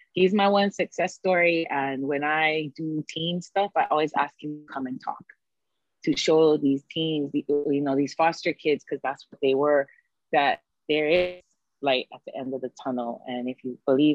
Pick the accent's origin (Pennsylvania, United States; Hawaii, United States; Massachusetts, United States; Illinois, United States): Hawaii, United States; us as locals, you know, as who we are from Hawaii